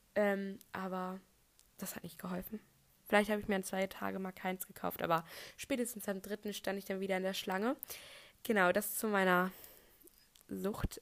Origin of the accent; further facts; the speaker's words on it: North Frisia, Schleswig-Holstein, Germany; also born or lived in Bremen; ich bin aber hier in Nordfriesland geboren